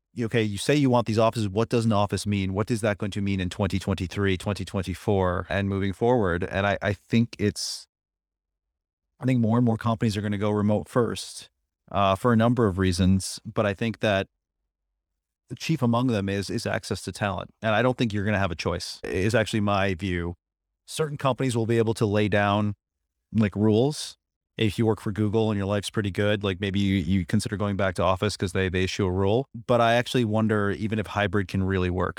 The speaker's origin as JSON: {"language": "English", "town": "Buffalo", "region": "New York", "country": "United States", "tie": "born or raised there", "also_born_or_lived": "Pittsburgh", "moved": "yes", "said": "My hometown's in Buffalo"}